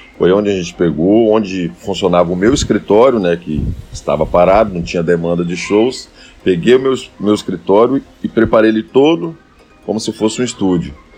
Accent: Rio Bananal, Espírito Santo, Brazil; now in Linhares, Brazil; E em um determinado momento nos mudamos para Rio Baranal. Meu pai vendo um grande movimento de motos lá e levou a loja para Rio Baranal. E foi lá onde eu passei minha infância

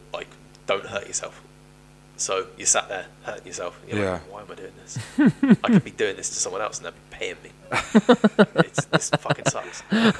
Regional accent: Cornwall, South West England, United Kingdom; I am from Cornwall

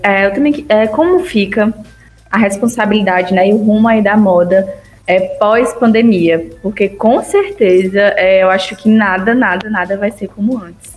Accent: Ceará, Brazil; now in Vale do São Francisco, Brazil; no Ceará mesmo, eu não consigo enxergar isso, que é de onde eu sou

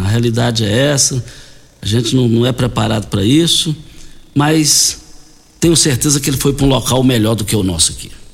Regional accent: Douradinho, Goiás, Brazil; Nós fomos criados ali no Douradinho

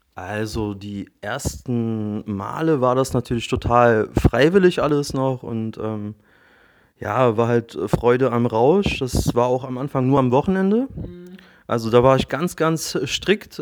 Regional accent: Berlin, Germany; 34, geboren und aufgewachsen in Berlin.

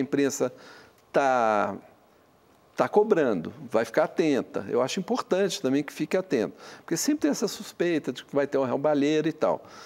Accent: Minas Gerais, Brazil; eu sou mineiro

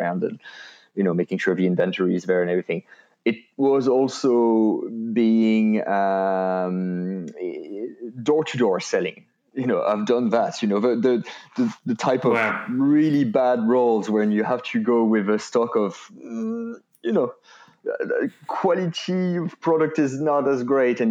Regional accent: France; English is a second language; moved away as an adult; now in Ireland; I was born and raised and did my studies in France

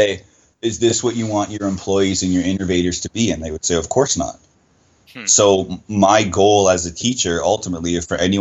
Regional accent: Sudbury, Ontario, Canada; where I'm from is from Sudbury, Ontario, and it's known for nickel, mining town.

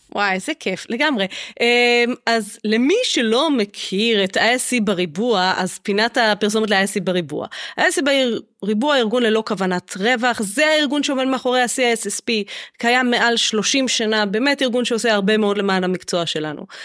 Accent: Israel

